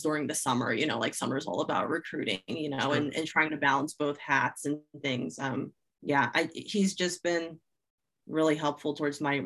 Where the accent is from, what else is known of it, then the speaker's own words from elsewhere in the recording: New Jersey, United States; growing up in South Jersey, I am a diehard Philly sports fan